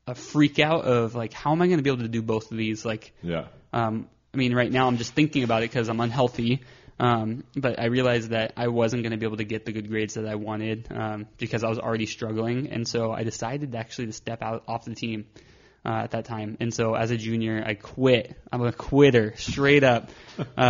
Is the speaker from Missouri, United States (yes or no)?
no; Victorville, California, United States; also born or lived in Phoenix, Arizona / Azusa, California; now in Long Beach, United States; moved up to the high desert, Victorville, Apple Valley area